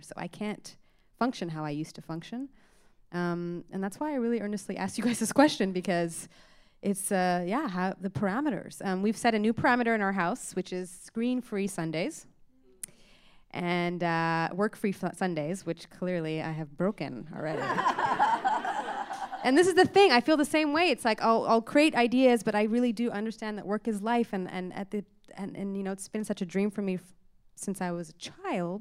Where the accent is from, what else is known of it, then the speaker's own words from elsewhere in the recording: Toronto, Ontario, Canada; I grew up in Scarborough